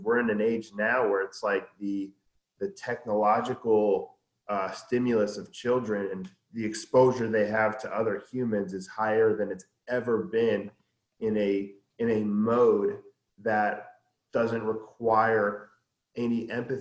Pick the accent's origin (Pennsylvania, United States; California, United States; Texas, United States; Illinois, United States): California, United States; also born or lived in New York; I was born in New York, and then I was raised by my mom in California.